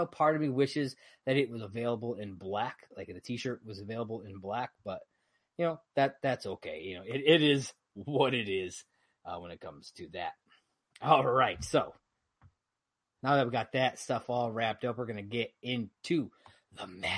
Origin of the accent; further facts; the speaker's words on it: Fredonia, New York, United States; also born or lived in near Syracuse, New York; So I'm from Fredonia Dunkirk area